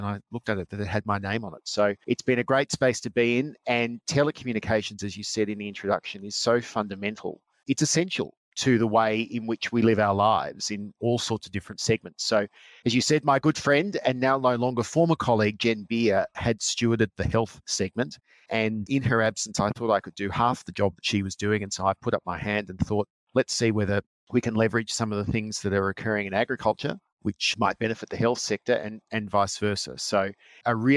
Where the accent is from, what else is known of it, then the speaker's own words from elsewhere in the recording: Geelong, Victoria, Australia; moved away as an adult; also born or lived in Canberra; now in Sydney, Australia; I grew up in Geelong